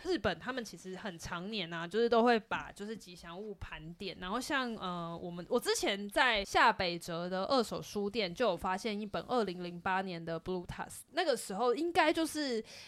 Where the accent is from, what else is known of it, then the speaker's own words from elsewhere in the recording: Taiwan; 台湾的很美好的地方，就是在挖掘这些很奇怪，但是跟我们土生土长很有高度相关的东西